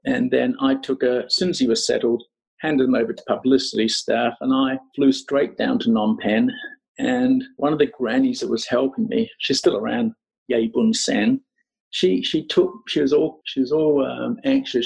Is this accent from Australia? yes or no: yes; Australia; moved away as an adult; also born or lived in Scotland / Sydney / Los Angeles; now in Cambodia; Born in Scotland, yeah. I, uh, my family emigrated when I was five years old, so I grew up in in Australia.